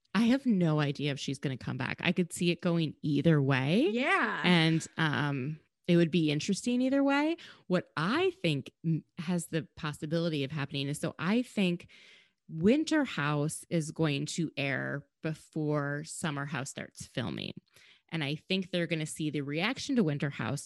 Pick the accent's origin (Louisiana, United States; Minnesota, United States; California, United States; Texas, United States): Minnesota, United States; I'm from Minnesota